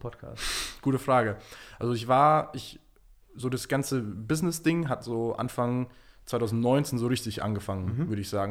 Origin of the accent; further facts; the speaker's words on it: Munich, Bavaria, Germany; also born or lived in New York; ich komme ursprünglich aus München